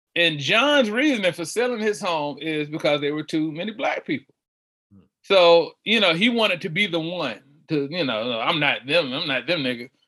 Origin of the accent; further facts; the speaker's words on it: Charlotte, North Carolina, United States; I'm from uh, the west side of Charlotte, born southwest, now living northwest